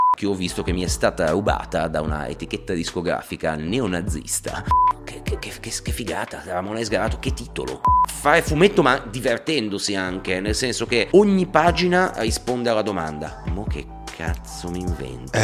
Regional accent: Liguria, Italy; io da Ligure

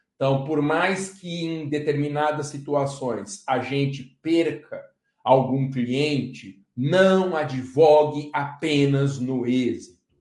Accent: Guarulhos, São Paulo, Brazil; A cidade onde eu nasci, Guarulhos

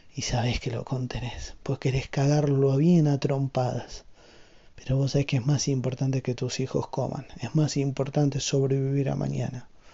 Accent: Argentina; siendo argentino

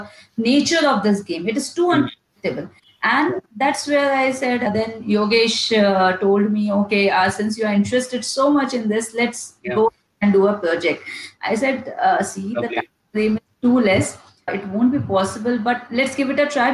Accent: India; as being an Indian

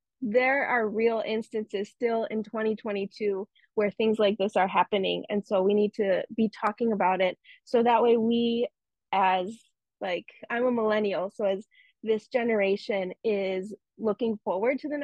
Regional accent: Chicago, Illinois, United States; I was born here in the United States, in the suburbs of Chicago, and I grew up in the suburbs of Chicago in predominantly white neighborhoods, white suburbs

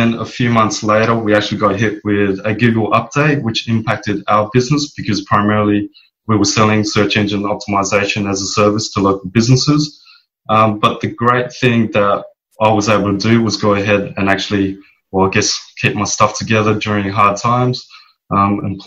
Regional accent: Perth, Western Australia, Australia; moved away as an adult; also born or lived in Bali; now in Philippines; born and raised in Perth

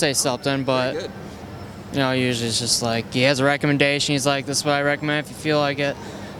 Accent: Chicago, Illinois, United States

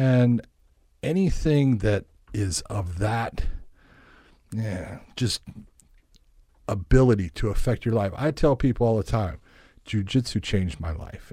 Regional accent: Los Angeles, California, United States; born or raised there; moved away as an adult; also born or lived in La Puente, California

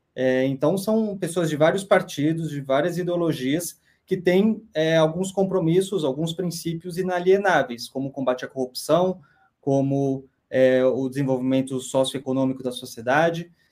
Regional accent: Botucatu, São Paulo, Brazil; moved away as an adult; now in Brasília, Brazil; Nasci em São Paulo, fui muito cedo para o interior, com um ano, então eu cresci no interior

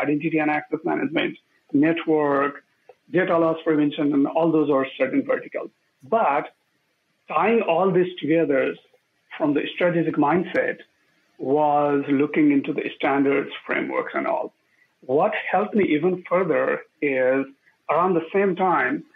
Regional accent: Nepal; moved away; I grew up in Nepal when we are going through a lot of these changes

